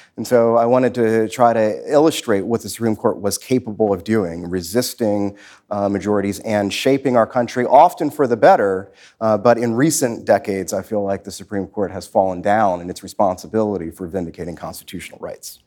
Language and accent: English; Washington, District of Columbia, United States; I grew up in southeast Washington, east of the Anacostia River